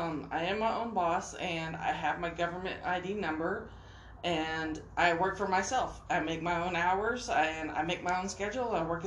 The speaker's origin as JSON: {"language": "English", "town": "Charleston", "region": "South Carolina", "country": "United States", "moved": "yes", "lives_now": "Texas, United States", "said": "I am originally from Charleston, South Carolina. I live in Texas."}